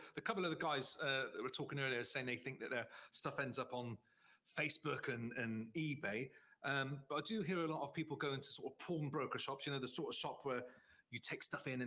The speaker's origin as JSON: {"language": "English", "area": "Somerset", "region": "South West England", "country": "United Kingdom", "said": "I'm from Somerset"}